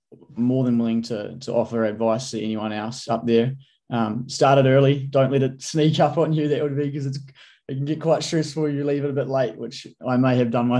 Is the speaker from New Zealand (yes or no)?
yes; New Zealand; As a Kiwi